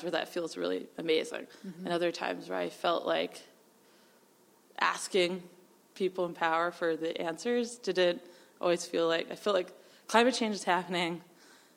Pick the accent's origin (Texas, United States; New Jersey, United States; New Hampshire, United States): New Hampshire, United States; moved away; I grew up in New Hampshire.